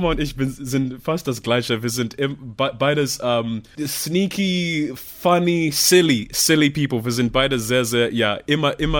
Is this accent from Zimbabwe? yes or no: yes; Zimbabwe; German is a second language; ich komme aus dem Zimbabwe, ich muss auch.